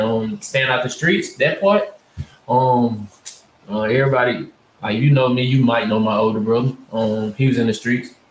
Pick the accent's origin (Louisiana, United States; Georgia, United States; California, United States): Louisiana, United States; Ruston; also born or lived in Winfield, Louisiana; I'm from Winfield. I moved from Winfield to Ruston when I was in the second grade